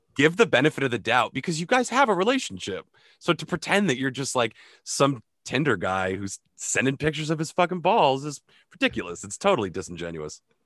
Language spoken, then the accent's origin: English; Vermont, United States